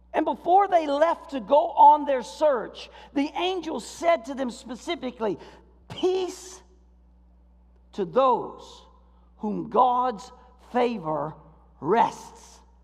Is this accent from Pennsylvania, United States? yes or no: no; Florida, United States; now in Michigan, United States; I grew up in Florida